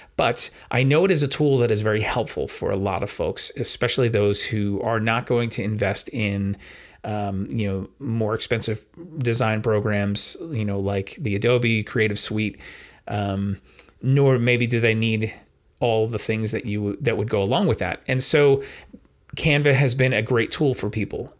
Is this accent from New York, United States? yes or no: yes; New York, United States; I'm a New Yorker